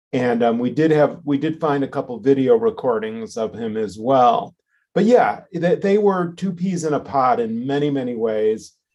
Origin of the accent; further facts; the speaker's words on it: Chicago, Illinois, United States; I was born and raised in Chicago. I grew up on the southeast side of Chicago